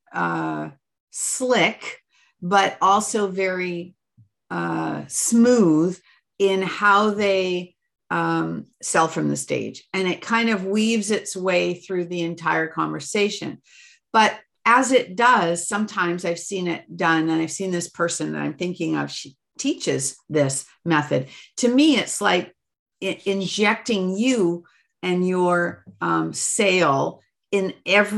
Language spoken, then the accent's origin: English; Canada; Being Canadian